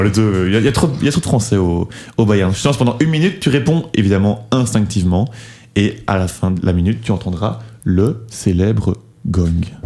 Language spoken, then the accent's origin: French; Belgium; en tant que Belge